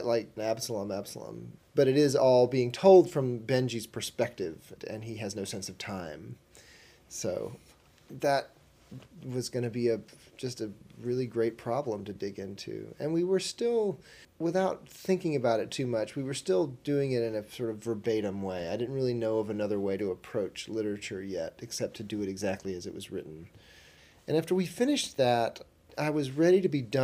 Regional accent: the South, United States; I'm from the South

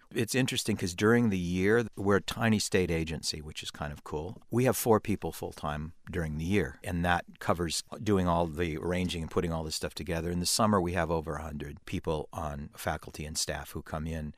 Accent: California, United States; being a Californian

